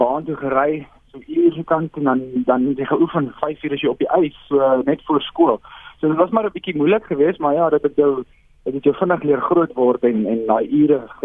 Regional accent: South Africa; ons as Suid-Afrikaners

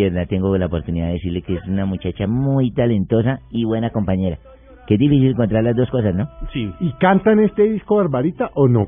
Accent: Bogotá, Colombia; No, yo soy de Bogotá.

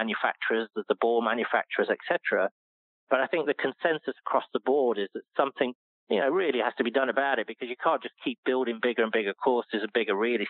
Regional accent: United Kingdom; moved away; being a British person

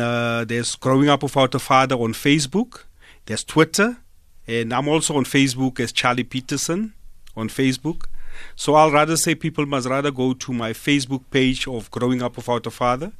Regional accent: Smithfield, Free State, South Africa; I'm from a rural area, ne? I'm from Smithfield

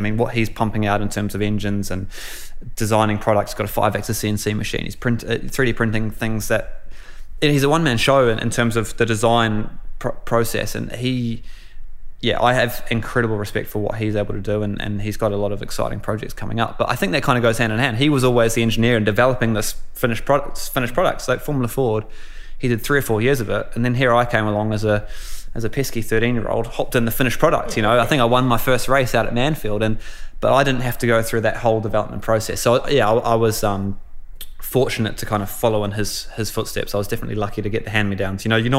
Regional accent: New Zealand; You know, growing up in New Zealand, it's all normal, it's all great, but you don't think too much of it. But when you go abroad, you start to miss those little things and realize what a great country we do live in.

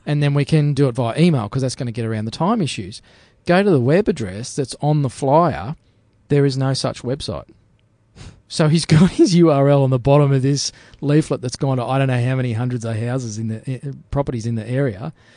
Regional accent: Australia; I'm an Aussie bloke

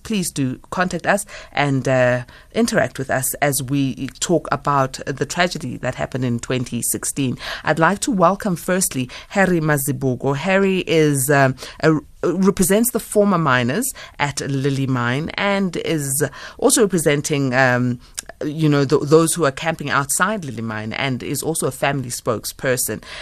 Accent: South Africa; we are facing as South Africans

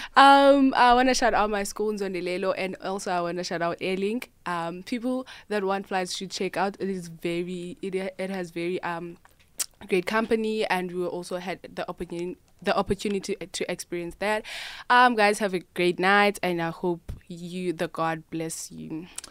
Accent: Gqeberha, Eastern Cape, South Africa; I'm from Eqeberha in the Eastern Cape

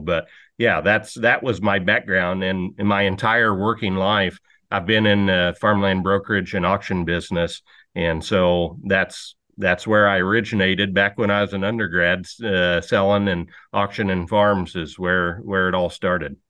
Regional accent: Bushnell, Illinois, United States; I grew up in McDonough County, Illinois, outside of a little farming town called Bushnell.

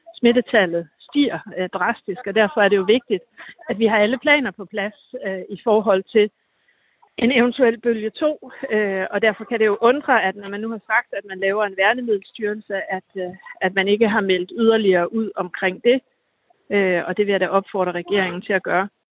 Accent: Denmark; moved away; mit hjemland

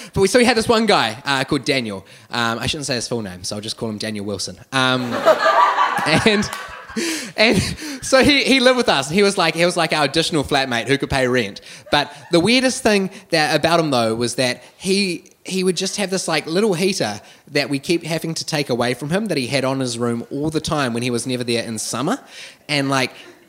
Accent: Wellington, New Zealand; So I grew up here in Wellington my entire life, and so I made it my absolute goal that in my first year of university I'd move out of home.

